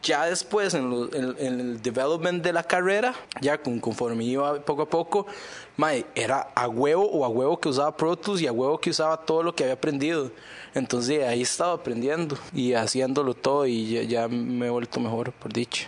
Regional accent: Costa Rica; first language Spanish; moved away as an adult; el español de donde yo vengo

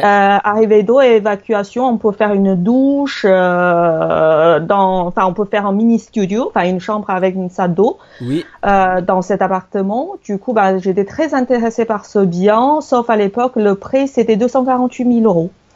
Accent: China; now in France; je suis chinoise

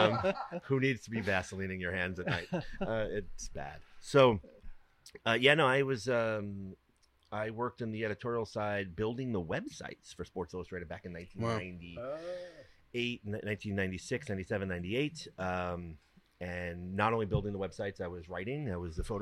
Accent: New York City, New York, United States; moved away; we all grew up in Brooklyn, New York with my grandmother

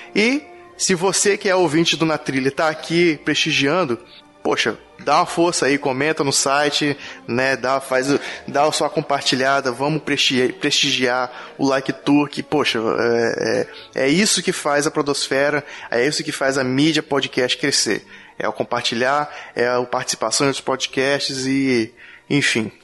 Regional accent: Espírito Santo, Brazil; nós dois somos capixaba

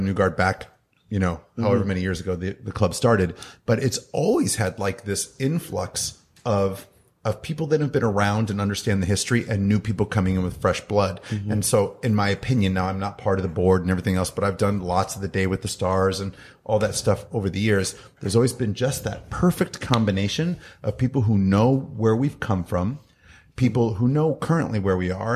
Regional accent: Redwood City, California, United States; moved away as an adult; also born or lived in Livermore, California; now in New York, United States; This is my hometown event, even though I live in New York. This is my hometown event. I was born in Redwood City

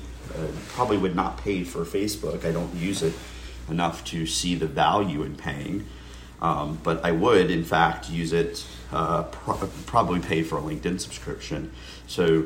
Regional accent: United States; we as American citizens

